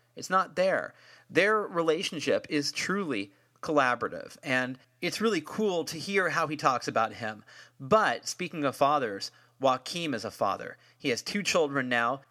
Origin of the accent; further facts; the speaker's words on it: San Francisco, California, United States; I'm from San Francisco